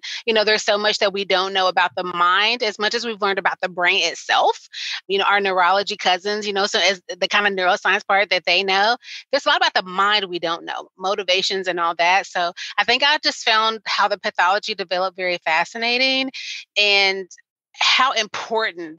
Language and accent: English; Arkansas, United States; in my state, I'm from Arkansas, it's a pretty rural state